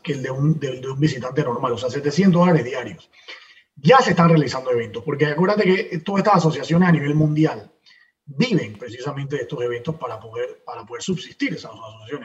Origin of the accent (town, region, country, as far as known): Panama